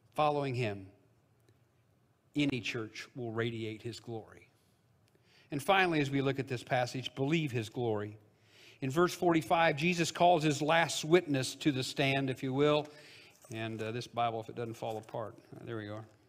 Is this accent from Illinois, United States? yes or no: yes; Illinois, United States; the Baptist church I grew up in Illinois.